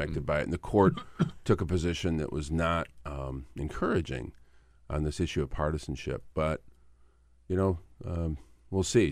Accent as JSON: {"language": "English", "region": "Michigan", "country": "United States", "tie": "born or raised there", "said": "I grew up in Michigan"}